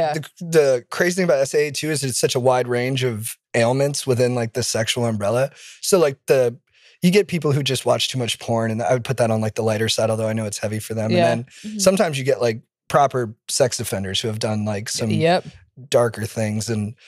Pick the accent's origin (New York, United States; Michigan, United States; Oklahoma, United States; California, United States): California, United States; I'm from Orange County.